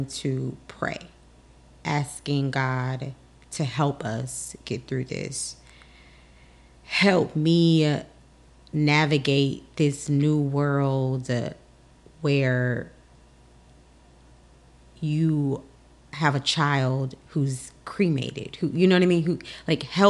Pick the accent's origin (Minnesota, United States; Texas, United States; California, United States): Texas, United States; Houston; now in Washington, D.C., United States; I am originally from Texas.